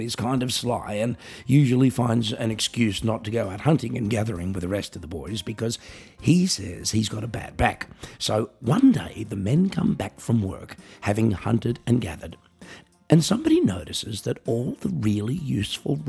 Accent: Australia; now in Germany; I'm an Australian musician, singer, songwriter, comedian, writer, and coffee enthusiast

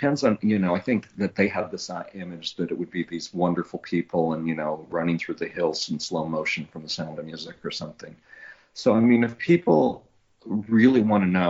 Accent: Long Beach, California, United States; I was born in Long Beach

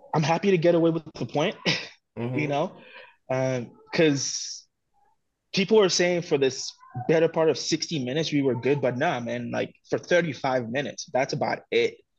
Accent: Togo; growing up in Togo

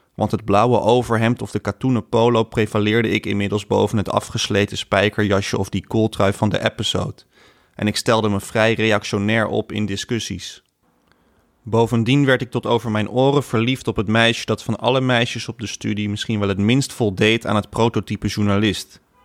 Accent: Laren and Blaricum, North Holland, Netherlands; also born or lived in Amsterdam; mijn jeugd in Laren en Blaricum

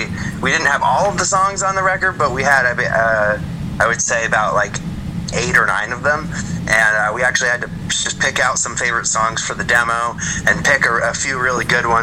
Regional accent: Oakland, California, United States; moved away as an adult; now in Portland, United States; I'm actually from the Bay Area, or at least I was in the Bay Area for 11 years in Oakland before I moved to Portland in 2020.

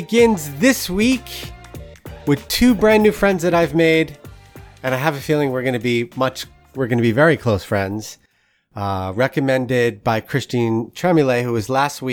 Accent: Rockland County, New York, United States; I grew up in Rockland County, which is not too far from where you are

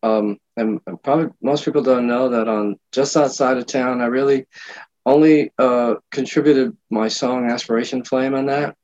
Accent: Hoboken, New Jersey, United States; also born or lived in Havana, Cuba / New York; now in Fort Lauderdale, United States; I was born in Havana and actually moved to you know, parents brought me to Hoboken, New Jersey, where I grew up for the first like teenage year, up to teenage years

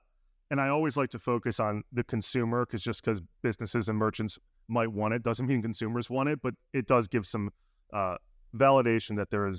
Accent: Chicago, Illinois, United States; I'm from Chicago.

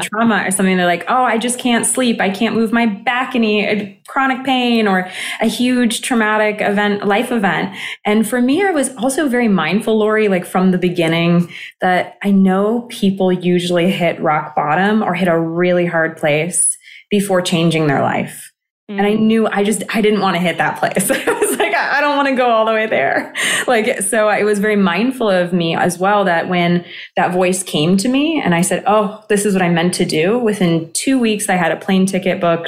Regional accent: California, United States; also born or lived in Greece; I grew up in California

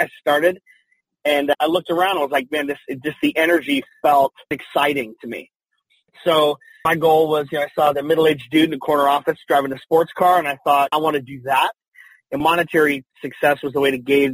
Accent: Salt Lake City, Utah, United States; moved away as an adult; now in Phoenix, United States; I was born and raised in Salt Lake City, Utah

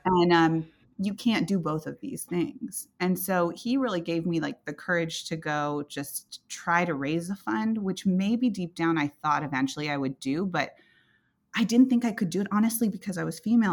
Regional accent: Silicon Valley, California, United States; I grew up in Silicon Valley.

